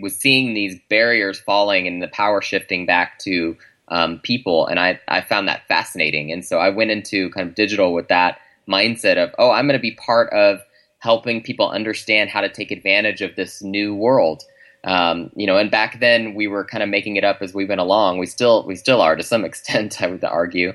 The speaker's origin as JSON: {"language": "English", "region": "Oklahoma", "country": "United States", "tie": "born or raised there", "also_born_or_lived": "Chicago", "moved": "yes", "said": "I grew up in the South, actually, in Oklahoma."}